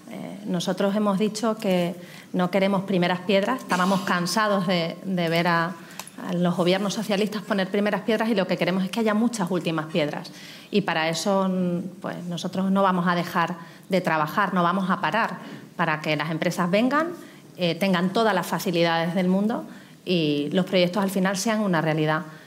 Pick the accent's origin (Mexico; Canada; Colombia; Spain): Spain; Extremadura; venía a cambiar Extremadura, por encima de cualquier cosa. Yo venía a transformar mi tierra